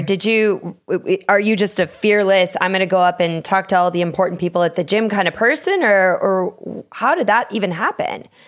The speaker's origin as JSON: {"language": "English", "region": "Minnesota", "country": "United States", "tie": "born or raised there", "said": "I'm from Minnesota too"}